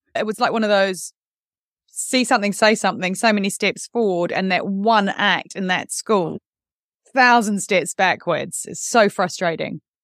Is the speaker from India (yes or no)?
no; New Zealand; now in United Kingdom; I grew up in New Zealand